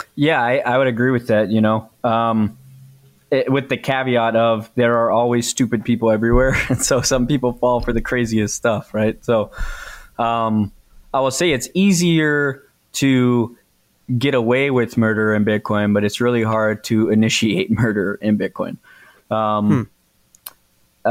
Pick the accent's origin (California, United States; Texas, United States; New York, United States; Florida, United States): Texas, United States; I'm from Texas